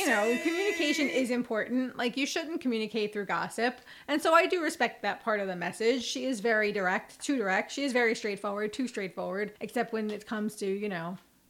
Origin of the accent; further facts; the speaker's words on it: United States; I'm American.